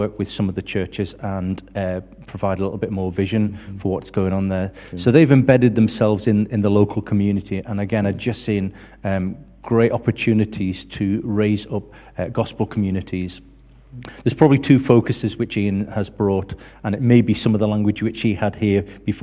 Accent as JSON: {"language": "English", "area": "just outside Liverpool", "region": "North West England", "country": "United Kingdom", "tie": "born or raised there", "moved": "yes", "said": "I was brought up just outside Liverpool"}